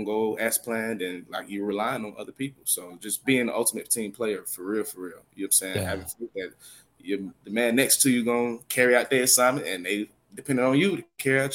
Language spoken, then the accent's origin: English; Smyrna, Georgia, United States; moved away as an adult; also born or lived in Atlanta, Georgia / Beijing, China; growing up in Georgia